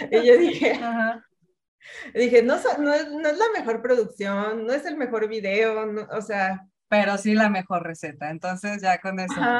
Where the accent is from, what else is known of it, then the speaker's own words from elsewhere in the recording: Mexico; la gastronomía es parte de nuestra cultura, o sea, como familias mexicanas o familias latinas y además en un país tan vasto en gastronomía